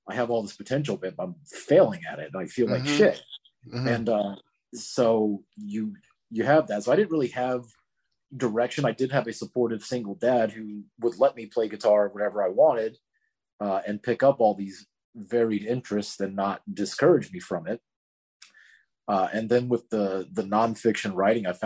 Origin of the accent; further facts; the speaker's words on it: Florida, United States; growing up in Florida